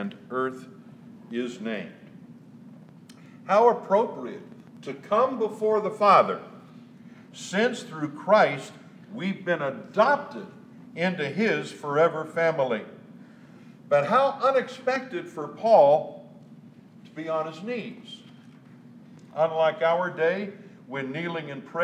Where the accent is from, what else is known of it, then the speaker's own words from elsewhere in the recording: Southern California, United States; I was born and raised in the South, Southern California